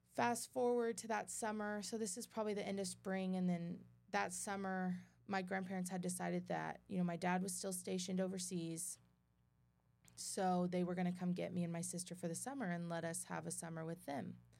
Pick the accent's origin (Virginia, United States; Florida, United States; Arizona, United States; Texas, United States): Texas, United States; Midland; born or raised there; also born or lived in Dothan, Alabama